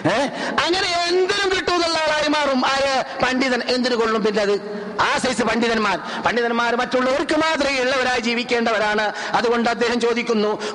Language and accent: Malayalam; Kerala, India; moved away as an adult; now in Medina, Saudi Arabia